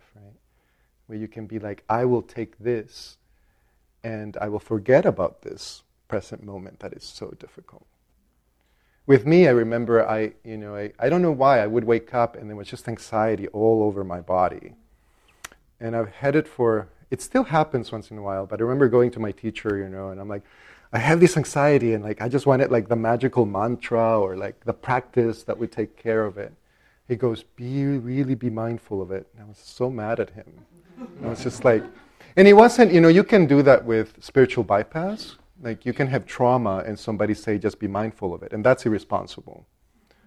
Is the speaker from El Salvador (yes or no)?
yes; El Salvador; now in Minnesota, United States; I grew up Catholic in El Salvador